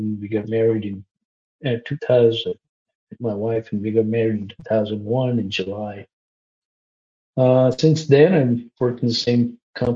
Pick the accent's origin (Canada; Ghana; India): India; Kerala; moved away as an adult; also born or lived in New York City, United States; now in Maine, United States; I grew up in India